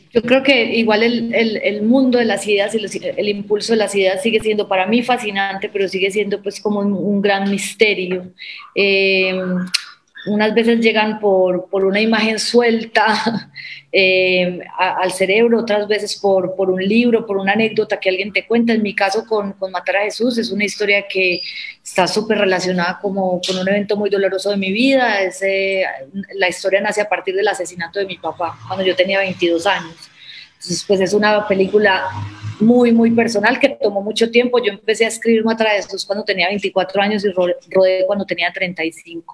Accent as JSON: {"language": "Spanish", "town": "Medellín", "region": "Antioquia", "country": "Colombia", "said": "yo soy de Medellín, crecí con esa historia"}